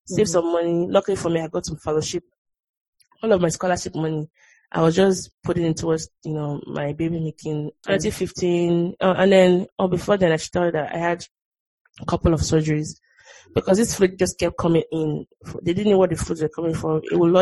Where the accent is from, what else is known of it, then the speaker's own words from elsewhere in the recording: Nigeria; moved away; growing up in Nigeria and there's like on those corrugated roofs and the rain is like pelting really hard